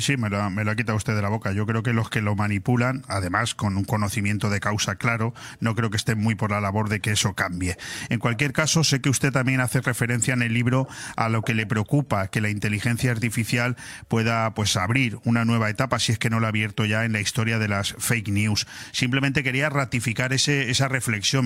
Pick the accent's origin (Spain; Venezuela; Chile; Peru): Spain